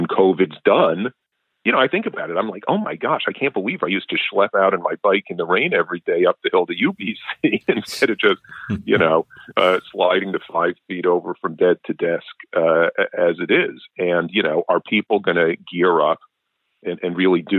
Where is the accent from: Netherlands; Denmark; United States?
United States; New York City, New York; moved away; I grew up in New York City in the 80s